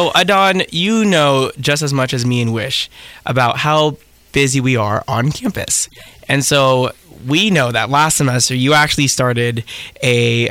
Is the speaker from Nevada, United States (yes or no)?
yes; Las Vegas, Nevada, United States; moved away as an adult; oh, I'm from Las Vegas, Nevada.